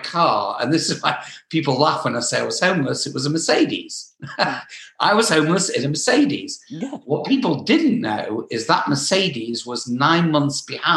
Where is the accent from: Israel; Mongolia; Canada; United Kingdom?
United Kingdom; England; moved away as an adult; also born or lived in Southern California; now in Los Angeles, United States; I'm from England